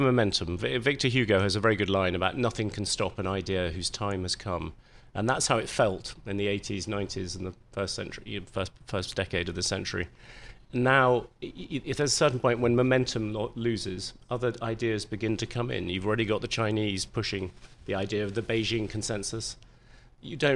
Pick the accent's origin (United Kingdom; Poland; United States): United Kingdom; England; being English